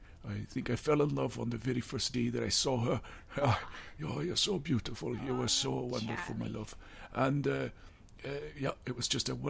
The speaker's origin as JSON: {"language": "English", "town": "Falkirk", "region": "Scotland", "country": "United Kingdom", "tie": "born or raised there", "also_born_or_lived": "Walkerville, Windsor, Canada", "moved": "as an adult", "lives_now": "Toronto, Canada", "said": "I grew up in Falkirk. I was born in 1935. I moved to Canada in 1953 when I was 18 years old. And I settled in a place down near Windsor called Walkerville."}